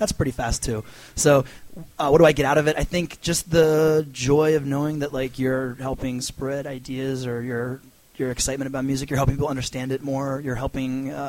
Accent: Annapolis, Maryland, United States; also born or lived in Washington, D.C., United States; I'm from Annapolis, Maryland.

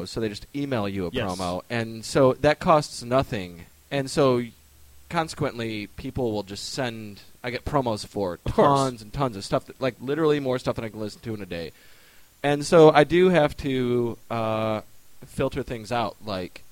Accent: Michigan, United States; I'm from Michigan

